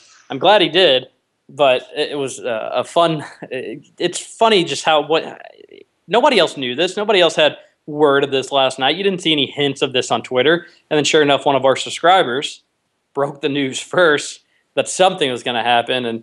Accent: Kentucky, United States; I consider myself a Kentuckian

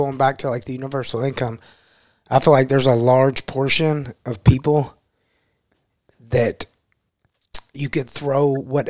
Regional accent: Shepherdsville, Kentucky, United States; Well, some in Taylorsville, but I grew up in Shepherdsville.

